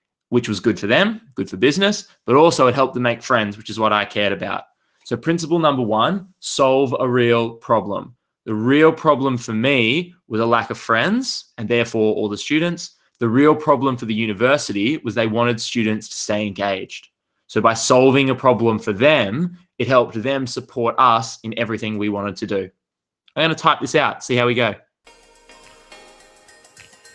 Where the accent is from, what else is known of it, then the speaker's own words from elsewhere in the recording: Australia; I grew up in Australia. I grew up in a little country town about 4 hours drive inland from a city